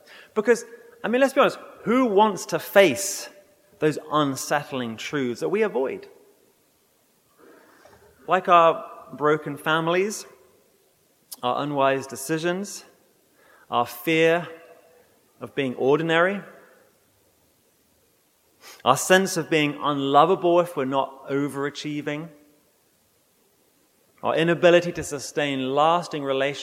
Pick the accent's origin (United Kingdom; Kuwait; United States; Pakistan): United Kingdom; England; moved away; I was brought up in England